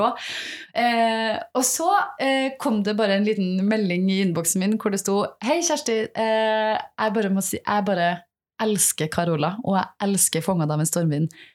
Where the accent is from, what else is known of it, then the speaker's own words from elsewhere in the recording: Selbu, Trøndelag, Norway; jeg vokste opp et sted i Trøndelag som heter Selbu